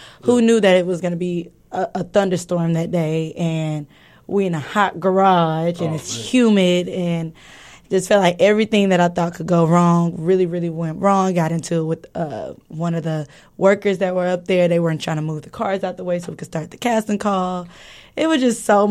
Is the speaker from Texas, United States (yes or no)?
yes; Houston, Texas, United States; I'm from Houston